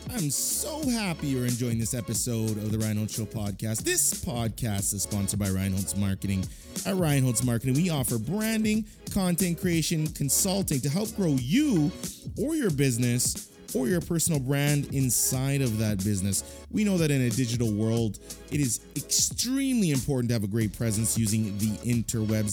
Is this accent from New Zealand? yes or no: no; Canada; I'm Canadian